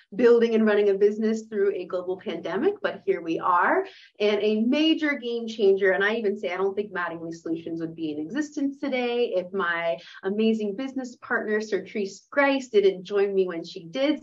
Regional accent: Pittsburgh, Pennsylvania, United States; moved away as an adult; I was born and raised here in Pittsburgh, went to Woodland Hills, went to Pitt.

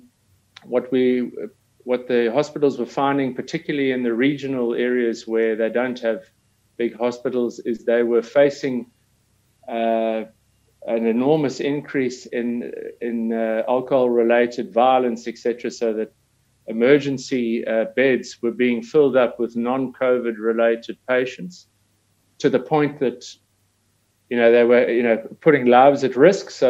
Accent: South Africa; being South African, mining has always been part and parcel of our history

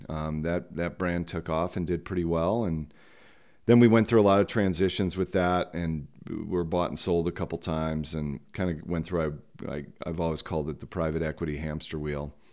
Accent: Grand Junction, Colorado, United States; moved away as an adult; also born or lived in Ann Arbor, Michigan; now in Jackson, United States; I moved to Colorado when I was ten years old

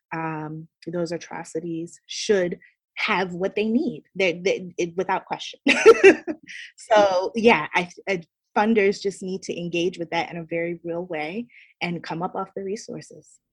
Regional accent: Baltimore, Maryland, United States; moved away as an adult; now in New York City, United States; I'm born and raised in Baltimore, Maryland, um, but have been in New York City ever since I came here for college at Barnard College

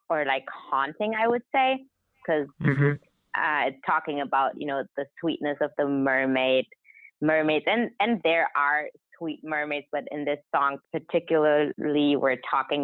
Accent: Hamburg, Germany; first language German; English is a second language; moved away as an adult; now in Los Angeles, United States; my mother language is German because I grew up in Germany

